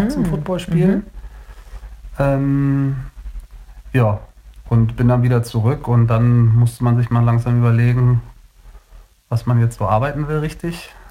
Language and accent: German; Berlin, Germany; also born or lived in Kiel / Hanover / Hamburg; Und ja, und ich bin wie gesagt in Kiel geboren und mit drei, glaube ich, sind wir dann nach Berlin gezogen. Und äh, zwischendurch war ich auch nochmal in Hannover.